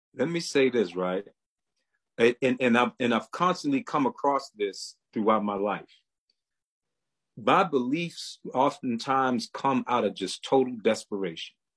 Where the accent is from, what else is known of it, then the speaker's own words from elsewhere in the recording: Baltimore, Maryland, United States; now in High Point, United States; I'm originally from Baltimore, Maryland, but I'm currently living in uh, High Point, North Carolina